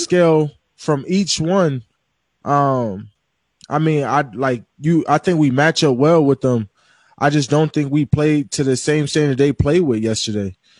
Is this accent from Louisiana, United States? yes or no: no; San Antonio, Texas, United States; I grew up in San Antonio